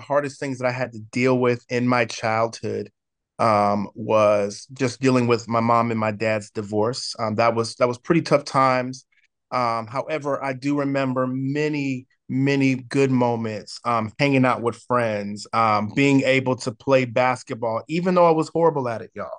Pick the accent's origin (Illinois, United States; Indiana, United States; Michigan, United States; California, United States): California, United States; San Diego; also born or lived in Oceanside, California; I grew up in the most amazing city in the entire world, and I'm not biased just because I live here, but in sunny San Diego, California